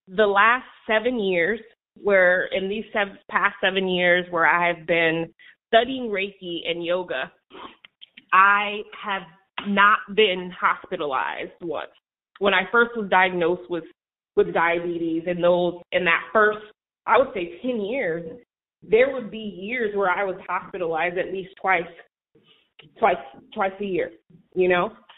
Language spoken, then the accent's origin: English; New Haven, Connecticut, United States; I'm from New Haven